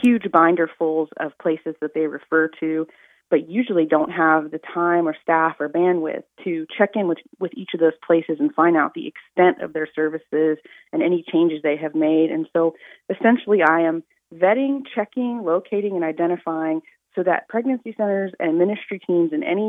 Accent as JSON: {"language": "English", "town": "Madison", "region": "Mississippi", "country": "United States", "said": "I am from Madison, Mississippi, and went to Mississippi State University"}